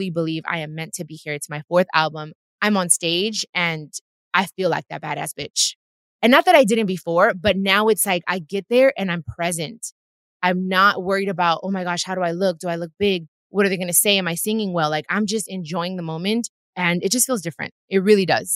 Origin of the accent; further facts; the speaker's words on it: Long Beach, California, United States; I was born in Long Beach. I'm from L.A., but I'm also 100% Mexicana. I wasn't born in Mexico